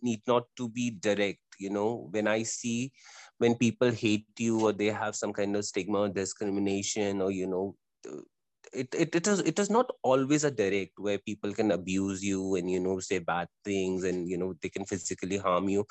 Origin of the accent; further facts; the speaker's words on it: India; as an Indian